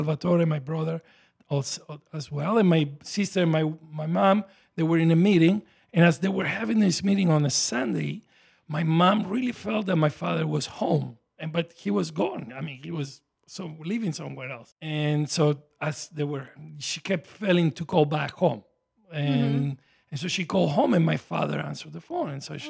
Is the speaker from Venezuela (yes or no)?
yes; Venezuela; born there; also born or lived in Italy; I was born in Venezuela, actually, South America. My father and my mother were immigrants, like many are here.